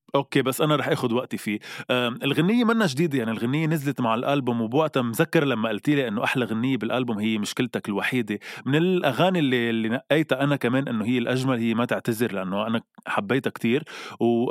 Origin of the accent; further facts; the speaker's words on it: Lebanon; نحن كلبنانيه